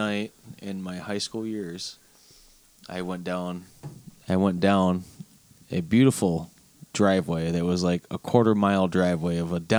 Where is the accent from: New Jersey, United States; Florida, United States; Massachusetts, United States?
Florida, United States; I'm from Florida.